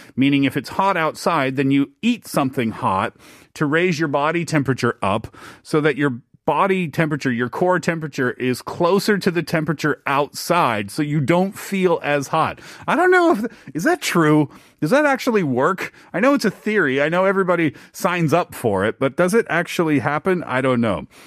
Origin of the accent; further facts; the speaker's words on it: east coast of Canada, Atlantic Canada, Canada; moved away; Being Canadian, being from the east coast of Canada.